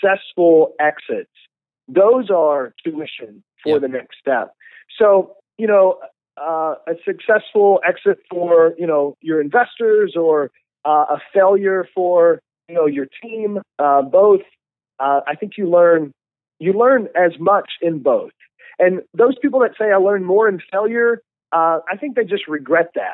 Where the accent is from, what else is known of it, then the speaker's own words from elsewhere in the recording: Lexington, Kentucky, United States; moved away; also born or lived in Dallas, Texas; I was born and raised in Lexington, Kentucky